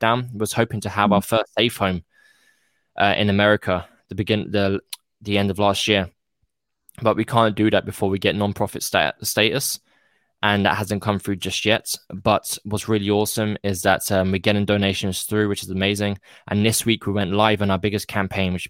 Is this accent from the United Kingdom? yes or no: yes; United Kingdom; I'm British